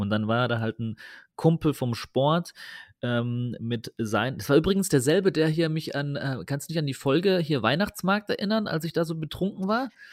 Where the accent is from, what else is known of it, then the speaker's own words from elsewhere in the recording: Germany; ich komme ja aus dem Taubertal